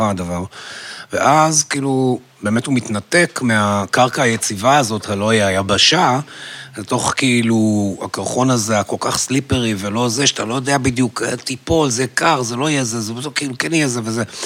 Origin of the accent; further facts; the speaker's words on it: Haifa, Haifa District, Israel; אני גדלתי בחיפה